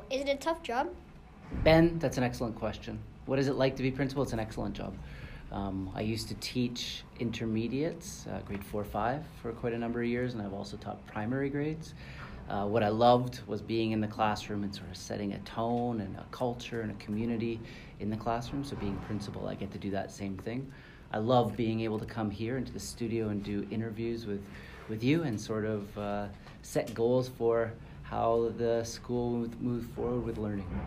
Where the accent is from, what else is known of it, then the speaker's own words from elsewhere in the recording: Vancouver, British Columbia, Canada; also born or lived in Calgary / Montreal / Toronto / Tokyo; now in Dubai, United Arab Emirates; I come from Vancouver, Canada, where I lived for seven years, and I grew up. Uh, I grew up in Vancouver, Calgary, Montreal, Toronto.